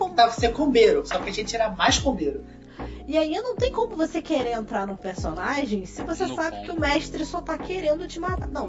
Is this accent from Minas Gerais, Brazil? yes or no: yes; Barbacena, Minas Gerais, Brazil; Quando era pequena em Barbacena.